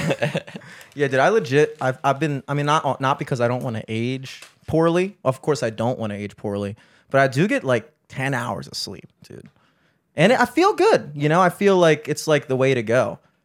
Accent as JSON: {"language": "English", "town": "Towson", "region": "Maryland", "country": "United States", "tie": "born or raised there", "said": "we grew up in Towson"}